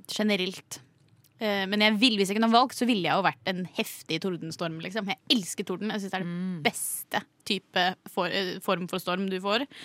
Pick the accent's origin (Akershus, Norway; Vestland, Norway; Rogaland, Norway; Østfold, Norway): Vestland, Norway; Bergen; Jeg er bergenser.